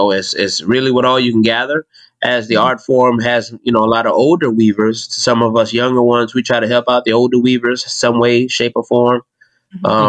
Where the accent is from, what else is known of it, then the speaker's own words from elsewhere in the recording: Mount Pleasant, South Carolina, United States; I'm from Mount Pleasant, born and raised.